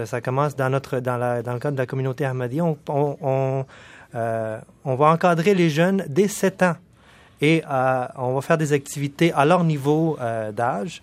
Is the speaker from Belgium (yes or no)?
no; Quebec City, Quebec, Canada; also born or lived in Pakistan; now in Montreal, Canada; mes parents ont immigré au Canada quand j'étais tout petit. Oui. Puis euh, j'ai fait tout mon parcours scolaire au Québec, euh, à la ville de Québec